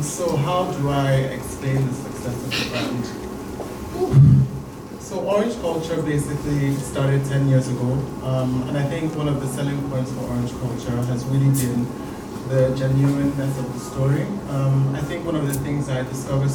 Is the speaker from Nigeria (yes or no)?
yes; Nigeria; I grew up in Nigeria. I built my life in Nigeria